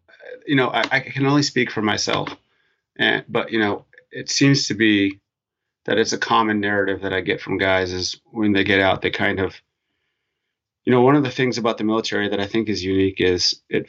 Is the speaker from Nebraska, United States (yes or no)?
no; North Dakota, United States; moved away; growing up in North Dakota